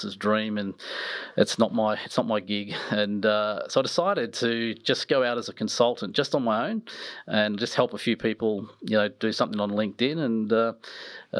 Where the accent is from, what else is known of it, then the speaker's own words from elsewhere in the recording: Nelson Bay, New South Wales, Australia; also born or lived in Newcastle; we ended up in an amazing place, which were actually where I grew up, was in Nelson Bay.